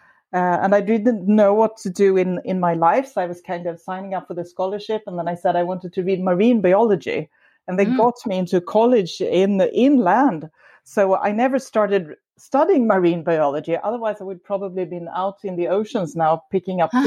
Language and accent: English; Sweden; also born or lived in Stockholm; I am from Sweden, as you said. I live in Stockholm, a big city.